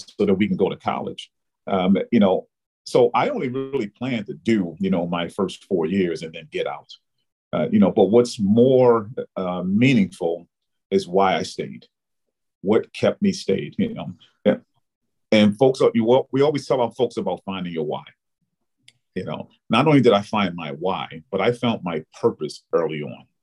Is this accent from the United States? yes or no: yes; Baltimore, Maryland, United States; moved away as an adult; now in New York, United States; I was born and raised in Baltimore, Maryland